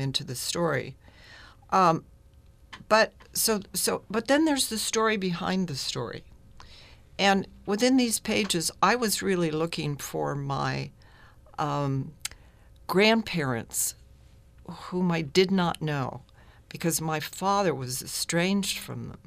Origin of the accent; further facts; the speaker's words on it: San Francisco, California, United States; now in San Rafael, United States; growing up in San Francisco, I loved Chinatown and Japantown